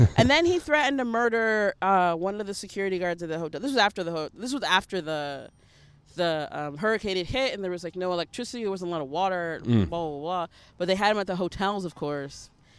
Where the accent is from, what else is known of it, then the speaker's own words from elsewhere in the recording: United States; I'm also American